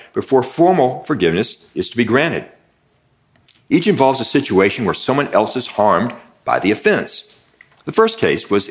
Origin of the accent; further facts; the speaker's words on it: Texas, United States; I grew up in Texas